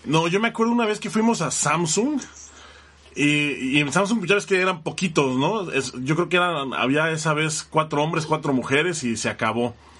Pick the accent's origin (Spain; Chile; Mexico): Mexico; como mexicanos